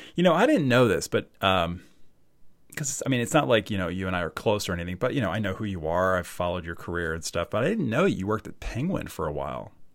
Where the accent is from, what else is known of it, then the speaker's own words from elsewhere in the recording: Baltimore, Maryland, United States; also born or lived in Parkville, Maryland / Towson, Maryland; I'm from Baltimore.